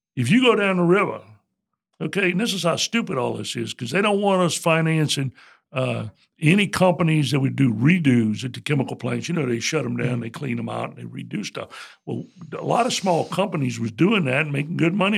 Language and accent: English; Morgan City, Louisiana, United States; I was born and raised in Morgan City.